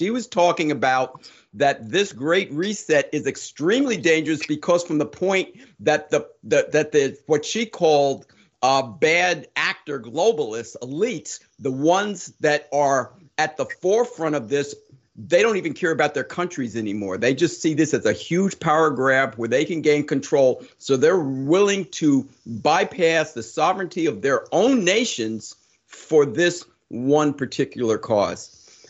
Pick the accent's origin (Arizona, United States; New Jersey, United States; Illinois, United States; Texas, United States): New Jersey, United States; Summit; moved away; I'm originally a Jersey guy. I grew up in Summit, New Jersey.